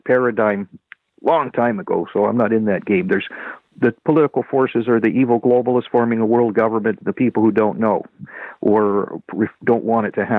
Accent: Canada; I'm a Canadian

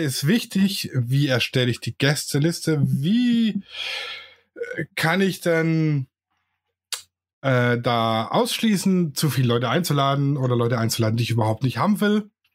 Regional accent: Swabia, Germany; ich bin ja Schwabe

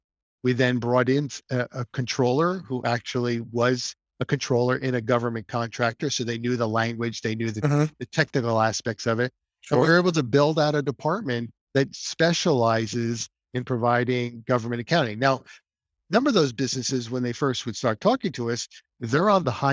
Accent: New Jersey, United States; moved away as an adult; now in Naples, United States; I grew up in New Jersey, spent my first lot of years married, 25 years married life, 27 years married life in New Jersey, raised three kids.

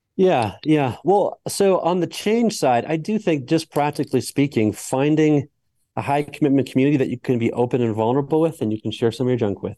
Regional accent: Colorado, United States; I'm from Colorado

